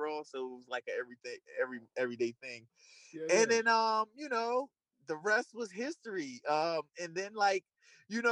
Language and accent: English; Trenton, New Jersey, United States; I was born and raised in Trent, New Jersey, which is like an inner city.